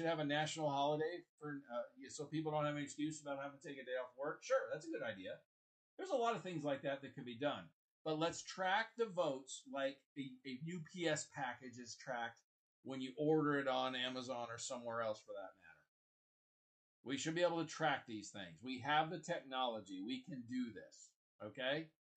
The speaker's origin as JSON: {"language": "English", "town": "Kansas City", "region": "Missouri", "country": "United States", "tie": "born or raised there", "also_born_or_lived": "Washington, D.C.", "said": "I grew up in Kansas City, Missouri"}